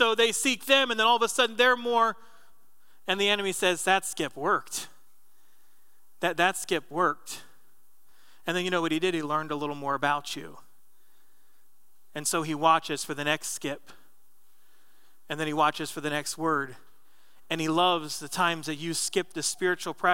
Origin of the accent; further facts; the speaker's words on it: New Jersey, United States; moved away; When I was a kid growing up in Jersey